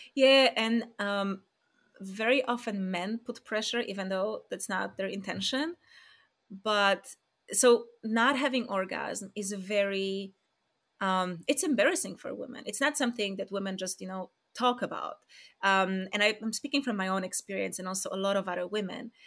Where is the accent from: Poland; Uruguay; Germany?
Poland; moved away; I'm from Poland